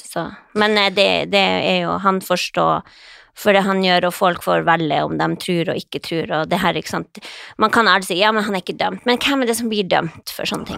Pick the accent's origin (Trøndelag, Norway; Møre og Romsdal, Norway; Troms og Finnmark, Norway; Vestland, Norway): Troms og Finnmark, Norway; moved away; also born or lived in Båtsfjord / Indre Billefjord; jeg er jo fra Finnmark, jeg vokst opp med sånne her grisete ja. ungkarer